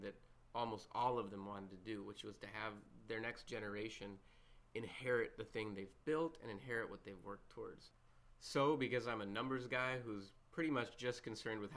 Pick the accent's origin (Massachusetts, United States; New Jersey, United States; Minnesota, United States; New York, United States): Minnesota, United States; That's my home state